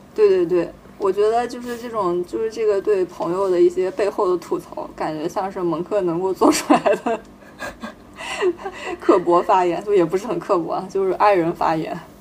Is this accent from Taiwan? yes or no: no; Anhui, China; 我作为一个安徽人